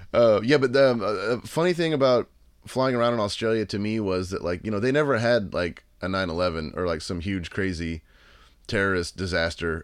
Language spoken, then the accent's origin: English; Texas, United States; in Texas where I live it's like you know uh, my hometown is like five hours away